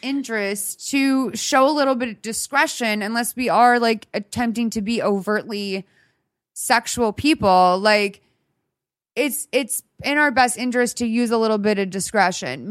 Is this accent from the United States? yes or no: yes; Boston, Massachusetts, United States; I'm from Boston.